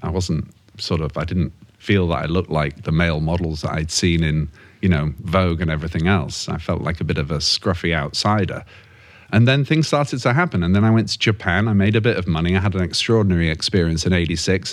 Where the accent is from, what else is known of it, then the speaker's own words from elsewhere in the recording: Yorkshire and the Humber, United Kingdom; moved away as an adult; as a Yorkshireman from North England